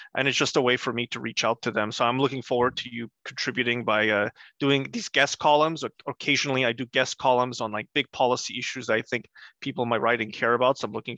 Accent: Gdańsk, Pomeranian Voivodeship, Poland; English is a second language; moved away; We came here in 1985. And I come from Gdańsk. Danzig is its German name.

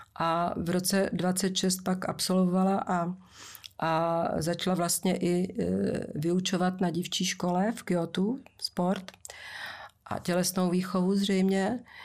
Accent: Moravia, Czechia; když jsem jezdila u nás na Moravě dřevákem z Valmezu do Rožnova

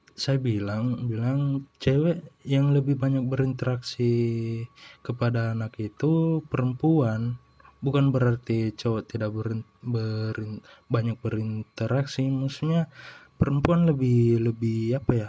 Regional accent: Indonesia; kita orang Indo

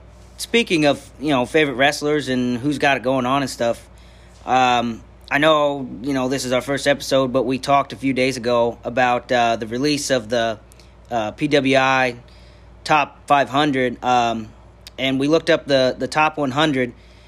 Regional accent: Milwaukee, Wisconsin, United States; we're from Brew City, Milwaukee.

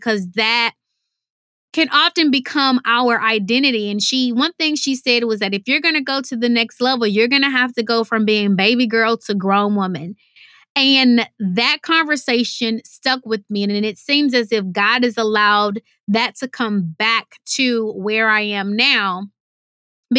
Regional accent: Houston, Texas, United States; I'm from Houston, Texas, and we say, y'all, which means you all.

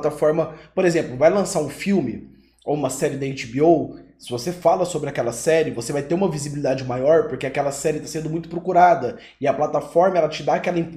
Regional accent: Goiânia, Goiás, Brazil; sou de Goiânia

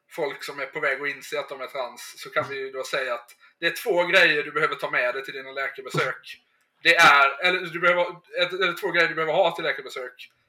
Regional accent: Sweden; Nu ska väl i och för sig jag som svensk inte kasta sten när det gäller det.

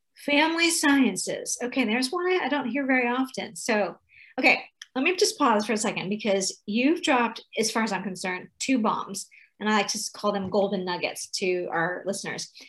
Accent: California, United States; I'm from California

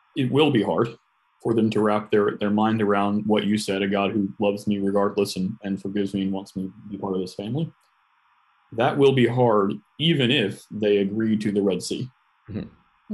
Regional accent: United States; as an American, especially, um, I was raised on a steady diet of independence

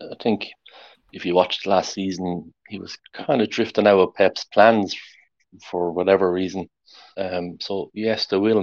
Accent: Ireland; I'm Irish

